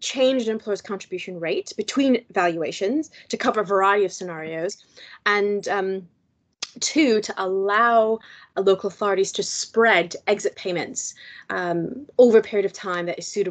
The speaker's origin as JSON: {"language": "English", "country": "United States", "moved": "yes", "lives_now": "United Kingdom", "said": "as an American"}